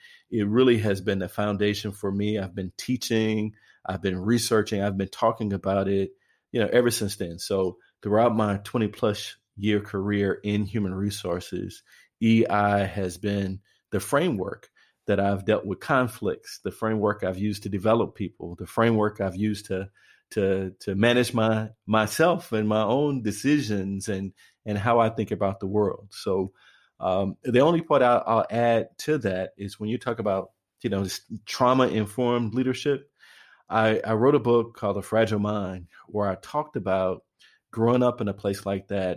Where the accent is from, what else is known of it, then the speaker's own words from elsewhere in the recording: East St. Louis, Illinois, United States; I am from East St. Louis, Illinois